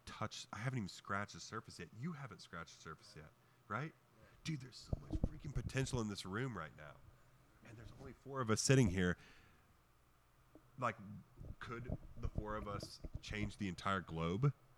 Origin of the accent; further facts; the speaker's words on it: western Kansas, United States; I came from a farm, man. I grew up on a farm. My grandpa's a farmer out in western Kansas